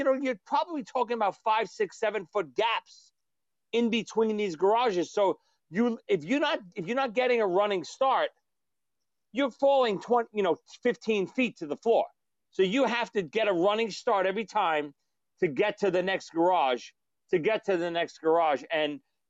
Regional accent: New York City, New York, United States; growing up in Brooklyn

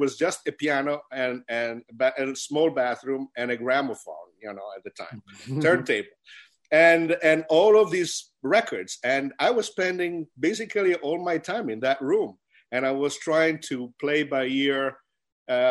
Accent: Milan, Lombardy, Italy; I was born and raised in Milan, Italy.

